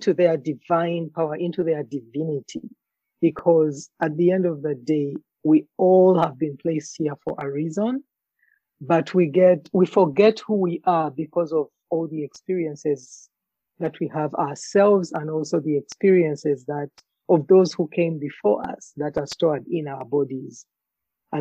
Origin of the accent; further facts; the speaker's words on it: Uganda; now in Alberta, Canada; my journey growing up in Africa, in Uganda in particular